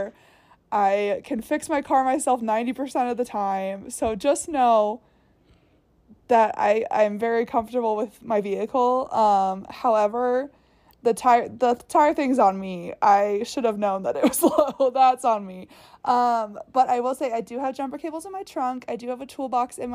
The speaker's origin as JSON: {"language": "English", "region": "Virginia", "country": "United States", "moved": "yes", "said": "I'm from Virginia"}